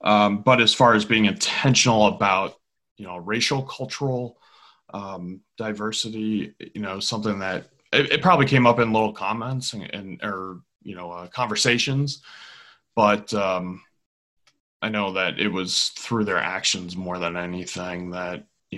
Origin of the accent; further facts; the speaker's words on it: Virginia, United States; born there; also born or lived in Georgia / Illinois; I was born in Virginia and moved to Georgia and Illinois